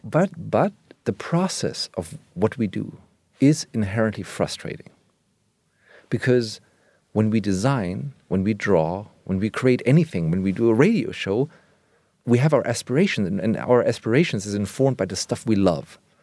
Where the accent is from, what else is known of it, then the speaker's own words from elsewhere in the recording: Germany; now in Berlin, Germany; I grew up in West Germany